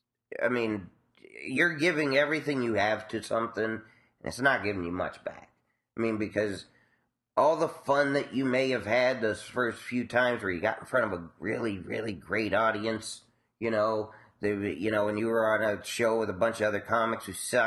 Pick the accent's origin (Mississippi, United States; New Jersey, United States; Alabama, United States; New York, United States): New York, United States; New York City; growing up in Spanish Harlem.